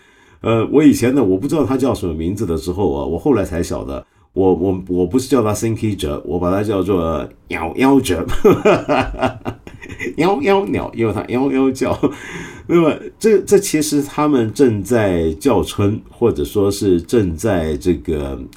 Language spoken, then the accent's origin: Chinese; China; 我们中国人